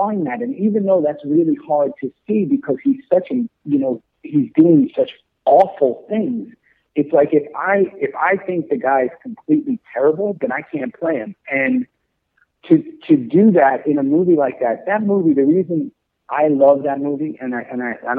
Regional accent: New York City, New York, United States; growing up in New York City

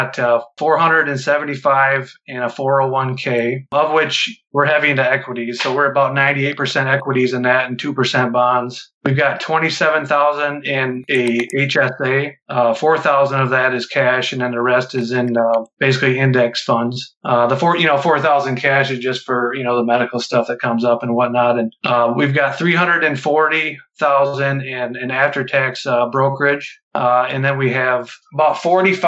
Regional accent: Midwest, United States; I grew up in the Midwest

